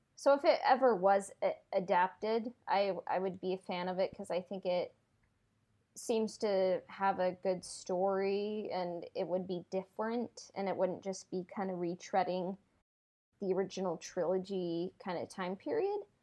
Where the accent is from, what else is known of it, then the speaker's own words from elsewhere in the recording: United States; I'm American